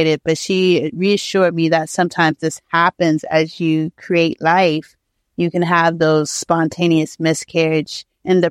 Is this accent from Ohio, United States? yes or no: yes; Ohio, United States; moved away; I'm from Ohio